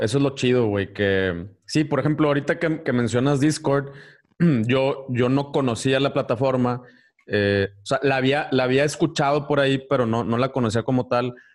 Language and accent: Spanish; Ciudad Victoria, Tamaulipas, Mexico; yo soy de Victoria